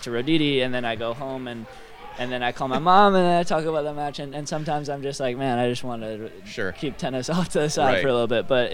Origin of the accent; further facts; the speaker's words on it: Florida, United States; also born or lived in New York; born in New York, moved to Florida when I was 7 years old.